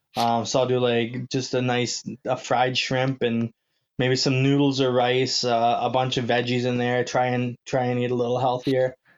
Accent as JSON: {"language": "English", "town": "Manitowoc", "region": "Wisconsin", "country": "United States", "tie": "born or raised there", "moved": "as an adult", "said": "right out of Manitowoc, Wisconsin, my hometown"}